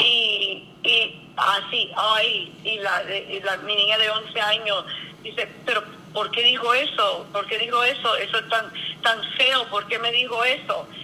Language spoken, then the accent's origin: Spanish; Cuba; now in Miami, United States; soy una cubana con Biden en Miami